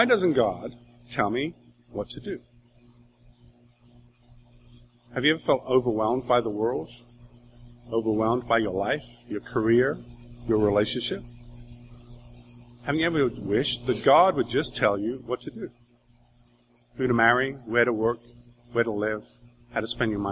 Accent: Wales, United Kingdom; I grew up in Wales, that's where my family comes from.

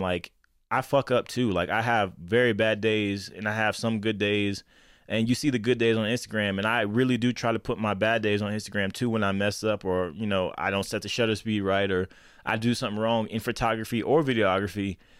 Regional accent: Lakeland, Florida, United States; now in Denver, United States; I'm based out of Denver, Colorado, but I am from Lakeland, Florida

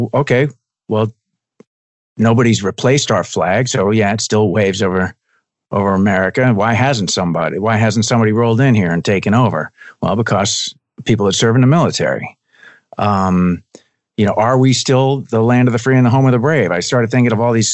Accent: Spring Lake, New Jersey, United States; also born or lived in Teaneck, New Jersey / Mahwah, New Jersey; I was born in Teaneck, which is also up North Jersey. Okay. And I lived in Mahwah, which is up right up against Suffern, New York, at the top of the state, until third grade. And then after third grade, I moved down the shore. So I basically grew up down in Spring Lake, down by Asbury Park

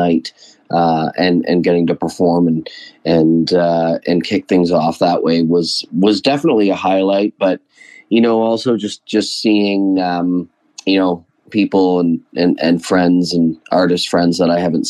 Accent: London, Ontario, Canada; As a born and bred Londoner

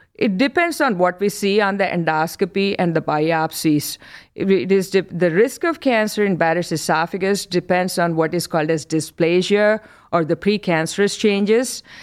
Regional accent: India; moved away as an adult; also born or lived in New York, United States; now in Cleveland, United States; I'm born and brought up in India

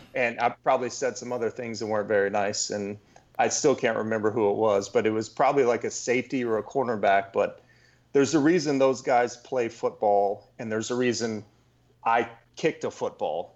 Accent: Texas, United States; also born or lived in Louisiana; I grew up in Texas

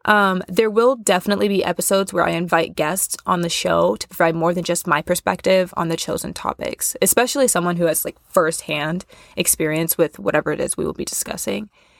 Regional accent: Kansas, United States; born there; also born or lived in Missouri / Nebraska; now in Chicago, United States; I was born in Kansas. Exciting. We moved around a lot when I was younger, so I've kind of floated around the Midwest majority of my life, like Kansas, Missouri, Nebraska, and now I am currently in Chicago.

